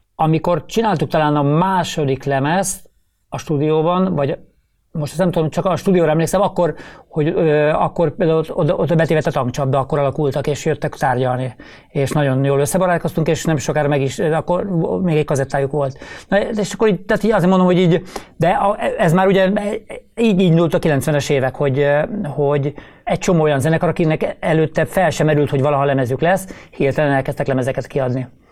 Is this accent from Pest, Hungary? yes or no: yes; Szigetszentmiklós, Pest, Hungary; bár Budapest mellett laktunk Sziget Szent Miklóson, de, de, de nem voltunk budapestiek